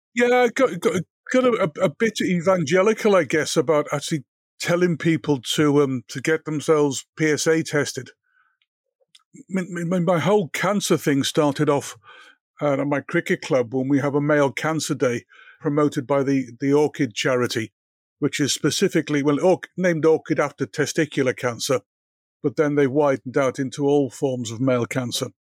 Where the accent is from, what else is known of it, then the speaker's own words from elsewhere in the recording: Liverpool, North West England, United Kingdom; I grew up in Liverpool